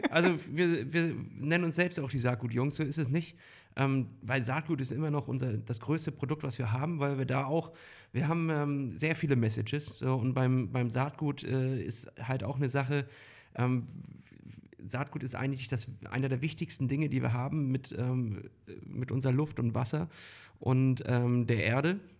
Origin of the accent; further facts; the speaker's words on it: Northern Germany, Germany; Hallihallo oder wie man bei uns im Norden sagt, moin moin.